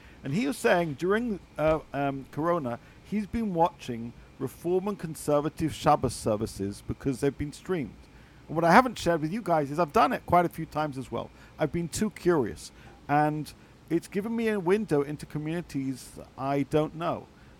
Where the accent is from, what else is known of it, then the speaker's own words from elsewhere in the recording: England, United Kingdom; As a Brit, what did I see?